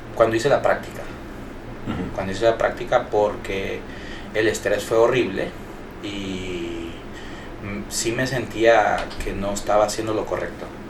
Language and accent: Spanish; Honduras; como decimos hondureños